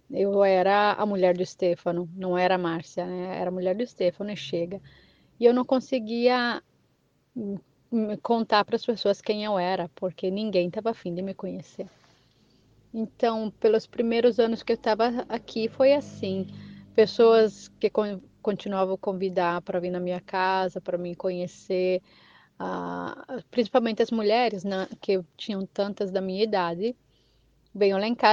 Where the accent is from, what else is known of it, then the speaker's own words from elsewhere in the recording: Brazil; now in Italy; brasileiro, mesmo que eu tô aqui de 19 anos, já peguei um pouco mais da falada italiana, perdi um pouco do meu português